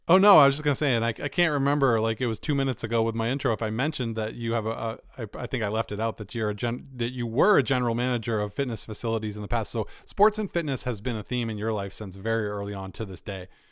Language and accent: English; Northeastern US, United States; like us Northeasterners